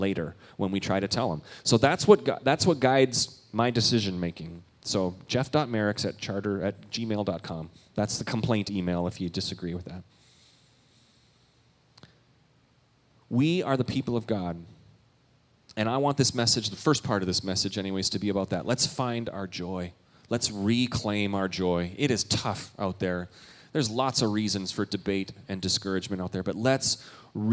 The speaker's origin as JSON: {"language": "English", "country": "Canada", "moved": "yes", "said": "I'm Canadian"}